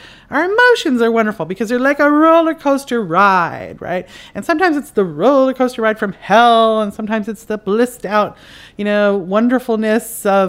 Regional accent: Canada; now in United States; I live in America, and I'm Canadian, and my parents are Irish, and so I was raised in an Irish culture in Canada, and now I moved to America

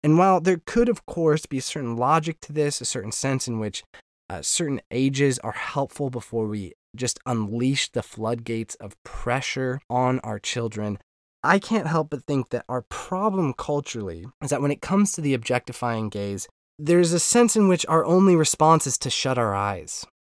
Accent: United States; moved away as an adult; now in Northern Ireland, United Kingdom; as an American

